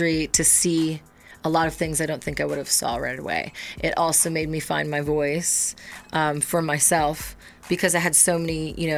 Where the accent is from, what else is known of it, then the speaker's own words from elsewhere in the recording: Midwest, United States; growing up in the Midwest